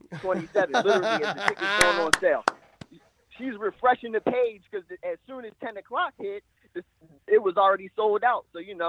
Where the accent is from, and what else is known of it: Philadelphia, Pennsylvania, United States; born or raised there